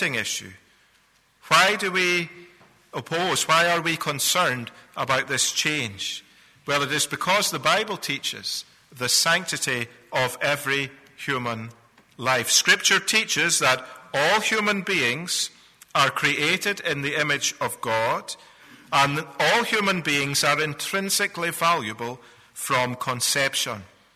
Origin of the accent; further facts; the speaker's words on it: Scotland, United Kingdom; moved away; I'm a Scotsman by birth